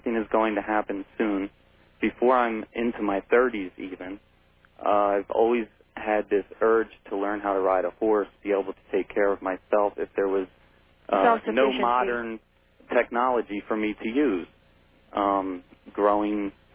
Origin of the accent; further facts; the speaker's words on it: Pennsylvania, United States; moved away as an adult; now in Las Vegas, United States; I'm originally from Pennsylvania